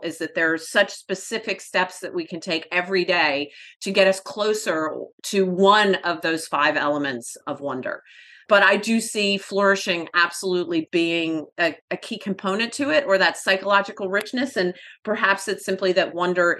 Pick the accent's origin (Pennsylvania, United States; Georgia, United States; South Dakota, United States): Georgia, United States; Atlanta; We were born and raised in Atlanta, so they practically put Coca-Cola in your baby bottle there